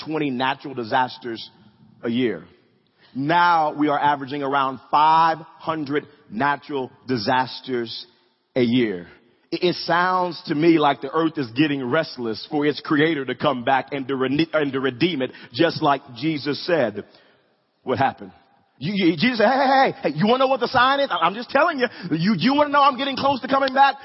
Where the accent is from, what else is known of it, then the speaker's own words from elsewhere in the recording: Wewoka, Oklahoma, United States; growing up in Wewoka, I would ride my bike to middle school